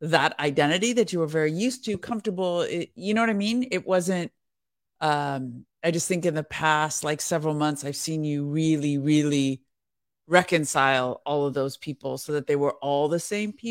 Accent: California, United States; yeah, I'm from Northern California. Northern California is so beautiful.

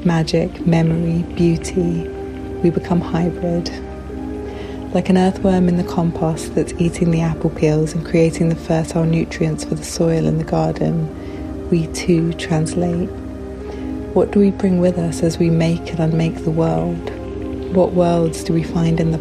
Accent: Canterbury, South East England, United Kingdom; moved away as an adult; also born or lived in Santa Cruz, California; I was born in a town in Kent, and I grew up in Canterbury

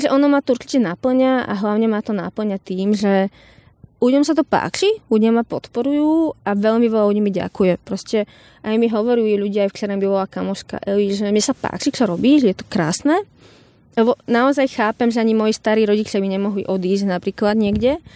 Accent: Slovakia; ja som Slovenka, prišla som tu za vami

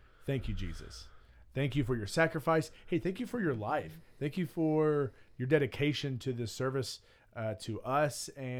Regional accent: Alabama, United States; I'm American and I live in Alabama, the South, in Alabama, in Birmingham, in Bluff Park where we live, and I live right here.

